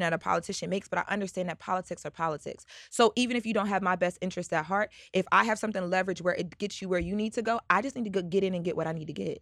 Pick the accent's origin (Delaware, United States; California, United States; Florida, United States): Delaware, United States; I'm from Delaware